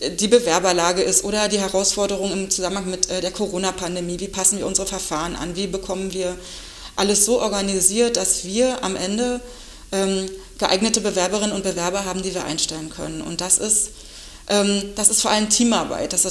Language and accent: German; Eberswalde, Brandenburg, Germany; Als äh, gebürtige Eberswallerin hat mich der Weg ganz nah in die ähm, Landespolizeischule damals verschlagen.